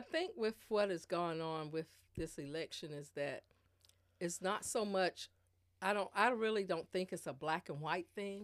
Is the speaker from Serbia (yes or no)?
no; Spring Lake, North Carolina, United States; also born or lived in Germany / Columbia, South Carolina; I was born here in Spring Lake, well, in Fayetteville, North Carolina. I'm from Spring Lake. Uh, b, been in Spring Lake all my life as a child up into, uh, through college.